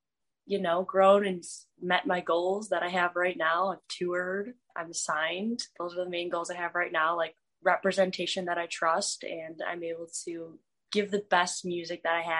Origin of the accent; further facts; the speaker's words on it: Michigan, United States; I'm from Michigan.